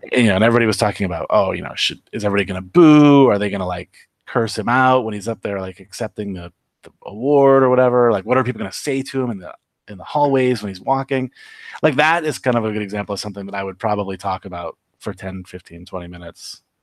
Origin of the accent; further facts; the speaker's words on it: Upper Peninsula of Michigan, United States; moved away as an adult; also born or lived in Los Angeles; now in Las Vegas, United States; I left the U P in nineteen ninety